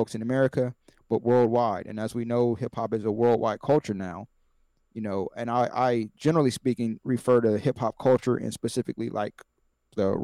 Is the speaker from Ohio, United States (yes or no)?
yes; Columbus, Ohio, United States; also born or lived in Canton, Ohio; growing up in Columbus, Ohio, we didn't have a hip-hop station